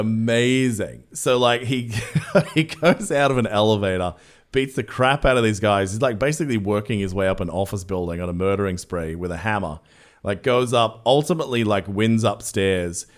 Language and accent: English; Australia; I'm Australian